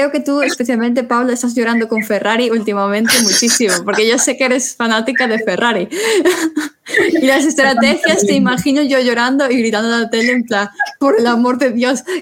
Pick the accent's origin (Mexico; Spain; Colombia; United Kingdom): Spain; a ver, somos españoles, nosotros nos explicamos el fútbol porque es lo primero que nos explican desde primaria.